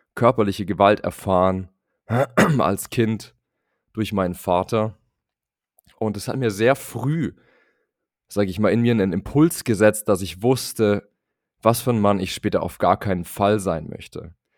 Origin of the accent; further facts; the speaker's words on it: Munich, Bavaria, Germany; Ich komme aus München, bin dort im konservativen Bayern aufgewachsen